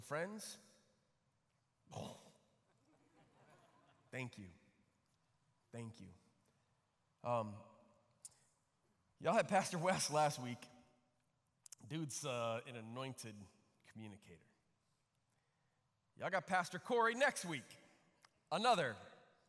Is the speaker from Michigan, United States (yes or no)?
yes; Flint, Michigan, United States; also born or lived in Chicago, Illinois; I grew up in Flint, Michigan, other side of the state. Lived in Chicago when I was a kid through third grade, and then just before fourth grade, my parents moved to Flint